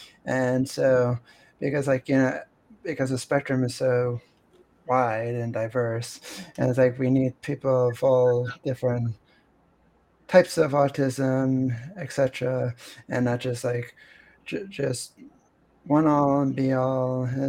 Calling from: Pennsylvania, United States; I'm connecting from Pennsylvania, and it's really cold outside.

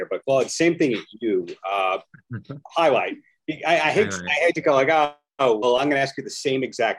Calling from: Long Beach, New York, United States; I'm dialing in from Long Island, a beach town called Long Beach.

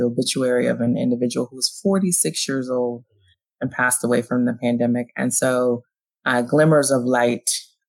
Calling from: Philadelphia, Pennsylvania, United States; So I'm calling in from Philadelphia, Pennsylvania, and the pandemic is still ongoing here.

